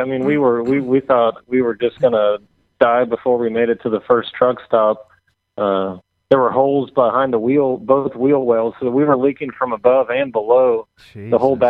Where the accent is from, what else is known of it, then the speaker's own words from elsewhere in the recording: Seattle, Washington, United States; also born or lived in Southern California / North Carolina; now in Nashville, United States; Well, I was born in Southern California, grew up in Seattle, North Carolina, and my family moved around a lot when I was growing up with me and my brother and my mom.